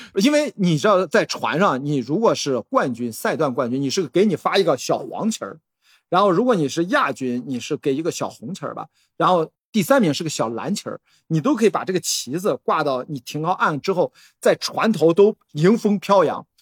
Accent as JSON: {"language": "Chinese", "town": "Qingdao", "region": "Shandong", "country": "China", "tie": "born or raised there", "also_born_or_lived": "Beijing", "moved": "yes", "said": "我们俩都是土生土长的青岛人"}